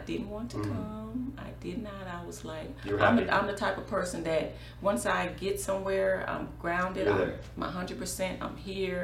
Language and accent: English; Dallas, Texas, United States; I was raised here in Dallas.